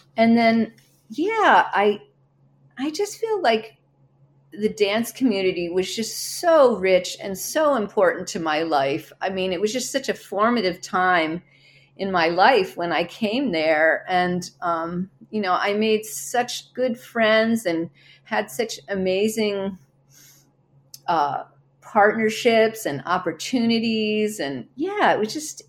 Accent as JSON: {"language": "English", "area": "a suburb of Philadelphia", "region": "New Jersey", "country": "United States", "tie": "born or raised there", "moved": "yes", "lives_now": "Minnesota, United States", "said": "I grew up mm-hmm. in a suburb of Philadelphia"}